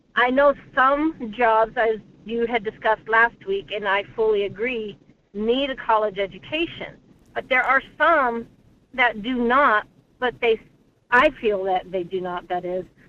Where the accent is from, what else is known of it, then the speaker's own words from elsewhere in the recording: Texas, United States; now in Anchor Point, United States; I grew up in Texas